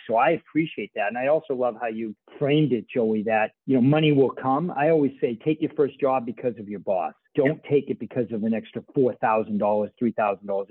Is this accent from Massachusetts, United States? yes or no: yes; Boston, Massachusetts, United States; when I was growing up in Boston